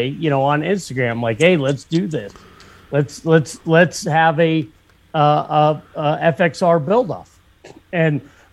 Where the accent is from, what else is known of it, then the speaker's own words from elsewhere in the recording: Meadville, Pennsylvania, United States; I grew up in Northwestern Pennsylvania. I was born in Meadville